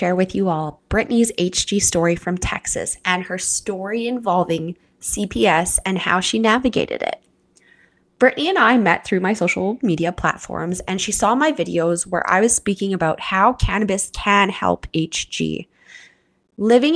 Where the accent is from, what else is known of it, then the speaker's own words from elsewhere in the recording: Canada; I'm your Canadian host